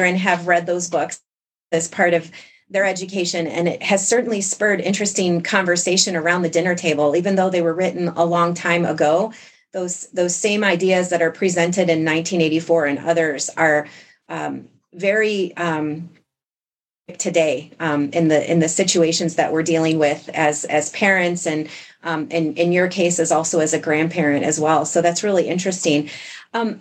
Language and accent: English; New York, United States; I grew up in New York State